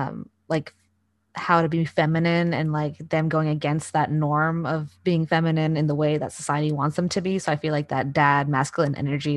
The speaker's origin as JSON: {"language": "English", "country": "United States", "said": "I was American"}